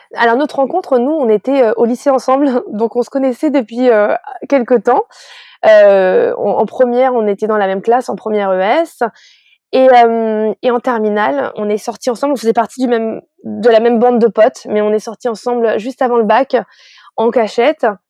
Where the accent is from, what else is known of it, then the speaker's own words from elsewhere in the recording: France; je suis née en France